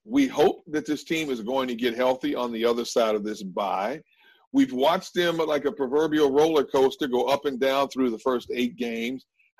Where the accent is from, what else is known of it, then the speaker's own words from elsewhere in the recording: Wisconsin, United States; I'm from Wisconsin, so you know I know about that Midwest.